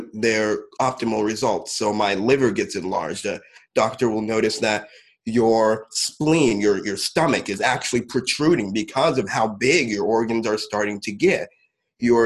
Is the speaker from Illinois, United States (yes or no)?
yes; Champaign, Illinois, United States; I was born in Champaign, Illinois, in a relatively small town over here.